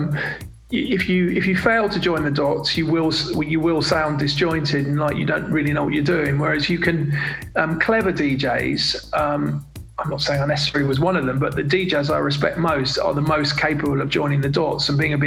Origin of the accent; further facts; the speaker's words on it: London, United Kingdom; I'm from London and I went to quite a multiracial school